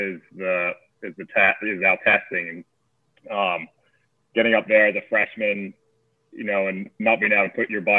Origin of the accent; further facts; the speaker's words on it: Australia; moved away; where I grew up in Australia